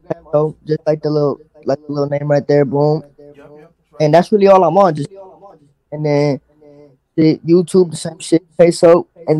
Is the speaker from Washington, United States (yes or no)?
no; Maywood, California, United States; I'm coming from Maywood. Like, what the fuck is a Maywood?